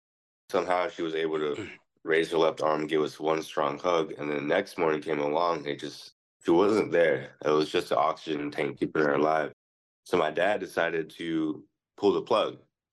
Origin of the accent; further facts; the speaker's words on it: Philippines; You're actually right, though. I am Filipino.